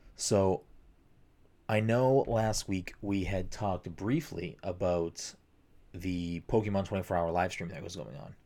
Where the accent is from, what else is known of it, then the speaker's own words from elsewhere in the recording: Chelsea, Massachusetts, United States; in my town growing up in Chelsea